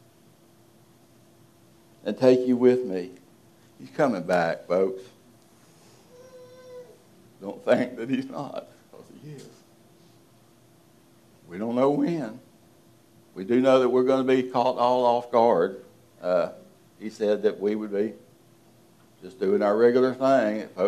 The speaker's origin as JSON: {"language": "English", "region": "Deep South", "country": "United States", "said": "I'm from the deep South"}